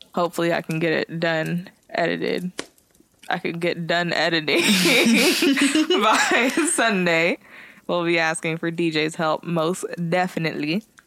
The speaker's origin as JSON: {"language": "English", "town": "San Jose", "region": "California", "country": "United States", "said": "I'm from San Jose. We're both from San Jose."}